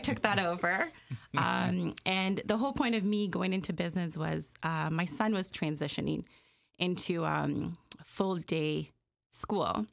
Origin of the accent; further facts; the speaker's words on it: Jamaica; also born or lived in Malvern, Scarborough, Toronto, Canada; now in Toronto, Canada; I am, uh, born and raised in Jamaica. and I came here in nineteen eighty-six